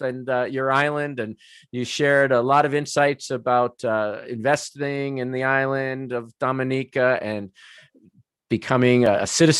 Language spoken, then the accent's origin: English; New York, United States; now in Canada; I was born in New York and now I live in Canada